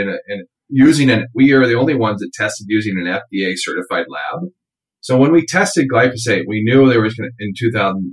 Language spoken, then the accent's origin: English; Iowa and Minnesota, Midwest, United States; I grew up in Iowa and Minnesota in the 70s